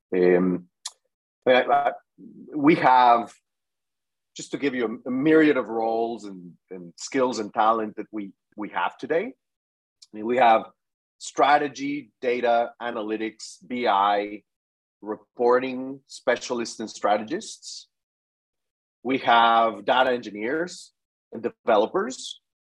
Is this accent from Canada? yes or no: no; Mexico; moved away as an adult; also born or lived in Mexico City; now in United States; I'm originally from Mexico.